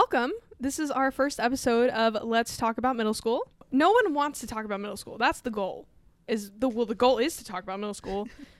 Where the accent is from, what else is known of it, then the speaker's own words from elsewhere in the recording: Texas Panhandle, United States; And I'm from the panhandle of Texas.